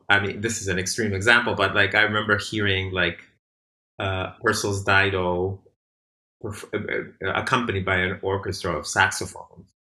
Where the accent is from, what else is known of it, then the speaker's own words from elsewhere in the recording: Argentina; also born or lived in Boston; now in Bay Area, United States; I'm also from Argentina